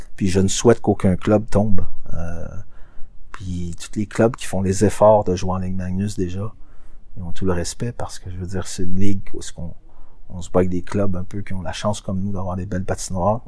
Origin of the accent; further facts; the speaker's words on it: Quebec, Canada; chez nous au Québec